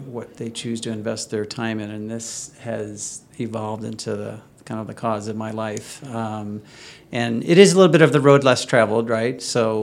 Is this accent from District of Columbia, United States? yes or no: no; St. Louis, Missouri, United States; now in Chicago, United States; I grew up in St. Louis